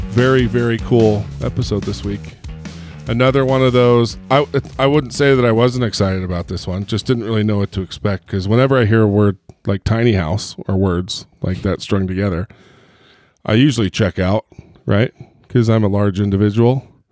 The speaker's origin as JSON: {"language": "English", "town": "Long Beach", "region": "California", "country": "United States", "tie": "born or raised there", "said": "I grew up in Long Beach, Huntington Beach"}